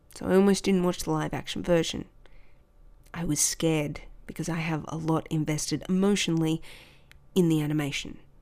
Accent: Australia; accent: Aussie; an Aussie kid not hearing the Aussie accent outside of your own country

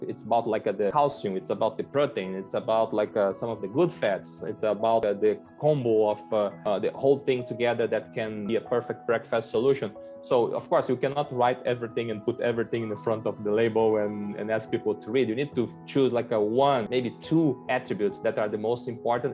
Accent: Brazil; accent: Brazilian; English is a second language; moved away; I'm Brazilian. So I started my career in Coca-Cola back in Brazil

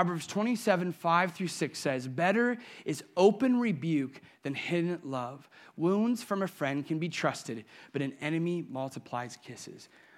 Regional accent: Sandusky, Ohio, United States; I remember as a little boy, now I grew up and live in Sandusky, still do, but I lived in the Perkins side of Sandusky.

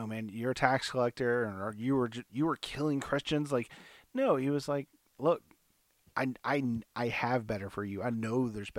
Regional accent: the South, United States; growing up in the South

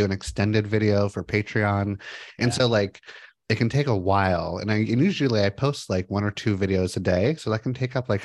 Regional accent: Los Angeles, California, United States; moved away as an adult; now in Portland, United States; I grew up in Los Angeles, moved to Portland in 2005

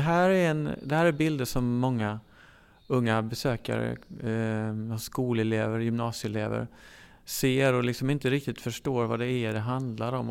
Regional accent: Sweden; som svensk

